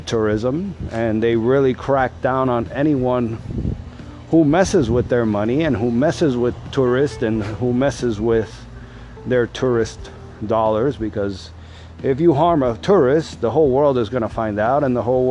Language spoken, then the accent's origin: English; United States; my family is from Cuba. I have been in Cuba. I was born here in the States